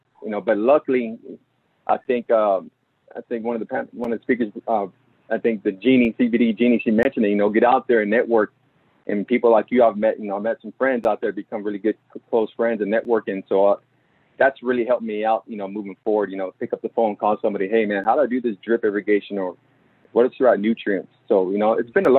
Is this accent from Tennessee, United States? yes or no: no; Dallas, Texas, United States; I was born and raised in Oak Cliff